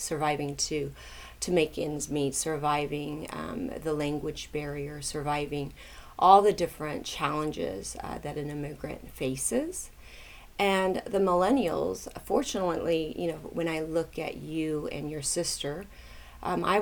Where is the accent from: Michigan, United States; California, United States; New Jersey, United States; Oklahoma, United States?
Oklahoma, United States; Tulsa; I grew up in Tulsa, Oklahoma, and there were not very many Asians there